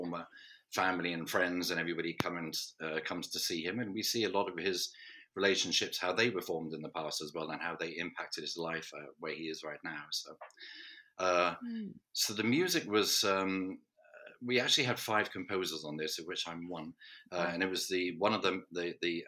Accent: Norwich, East of England, United Kingdom; studying orchestration in my hometown college and university

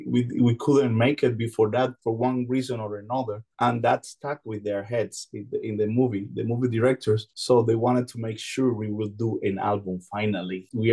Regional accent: Cuba; born there; English is a second language; I was born in Cuba, yes.

